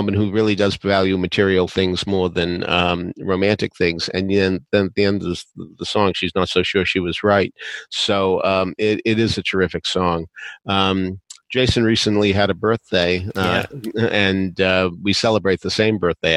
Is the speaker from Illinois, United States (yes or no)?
no; Arlington, Massachusetts, United States; a director at a community theater in my hometown, Arlington, Massachusetts